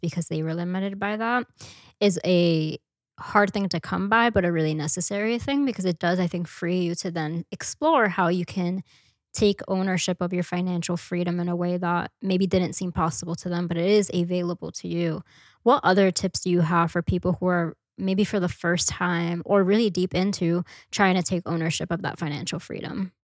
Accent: New York City, New York, United States; I grew up in Washington Heights

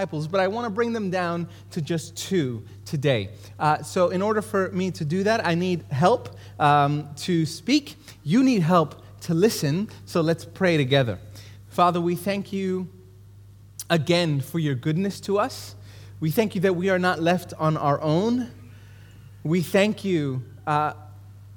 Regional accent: New York City, New York, United States; I grew up in Brooklyn, New York. I grew up in East New York.

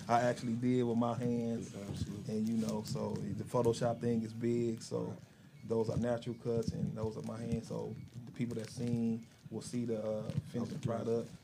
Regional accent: Chicago, Illinois, United States; moved away as an adult; also born or lived in Decatur, Illinois; two years old, I've been raised in Chicago

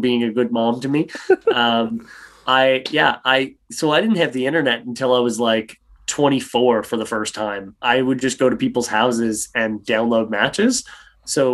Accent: Cape Breton Island, Nova Scotia, Canada; moved away as an adult; also born or lived in Windsor, Ontario; now in Nova Scotia, Canada; So I'm from Cape Breton Island, which is the tip of Nova Scotia. There's an island up there, and I'm from the island. I'm from a small town just outside of Sydney. I'm from South Barre. I was born on a small little farm and then grew up inside of the city

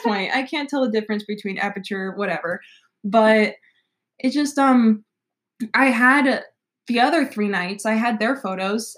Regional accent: Nashville, Tennessee, United States; moved away as an adult; I grew up in Nashville mm-hmm. until I graduated and came to college after high school

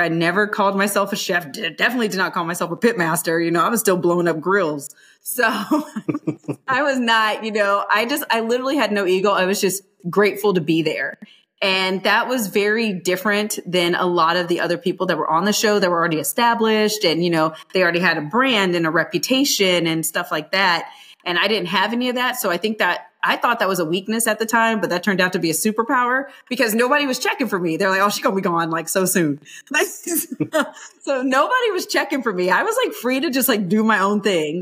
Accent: Ohio, United States; growing up in Ohio, like hospitality is everything because we are poor

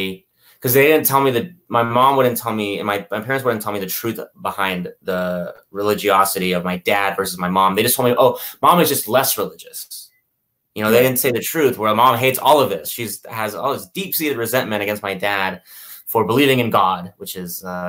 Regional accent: Houston, Texas, United States; born there; But yeah, I was born in Houston to parents.

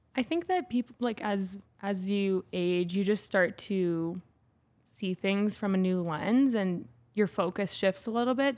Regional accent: St. Albert, Alberta, Canada; also born or lived in Edmonton; I grew up in Saint Albert, which is a small city outside of Edmonton

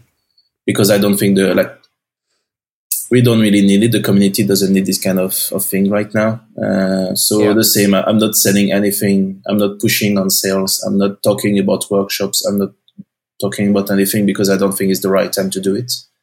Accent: northern France, France; English is a second language; moved away as an adult; also born or lived in Glasgow, Scotland; now in Portugal; I'm originally from France, for the north part.

